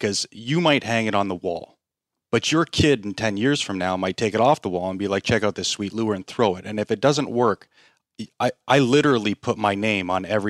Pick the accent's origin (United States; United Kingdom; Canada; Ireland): Canada; Like, I'm a Japanese bait maker when I'm from Canada.